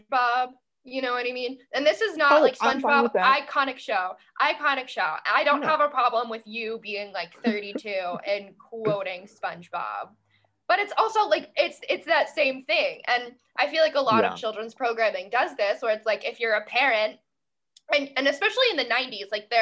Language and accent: English; Lancaster County, Pennsylvania, United States; in Lancaster County, Pennsylvania, my hometown